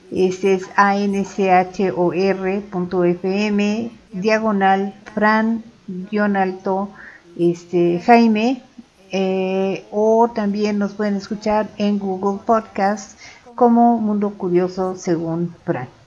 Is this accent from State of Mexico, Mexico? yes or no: yes; State of Mexico, Mexico; Soy dos veces mexicano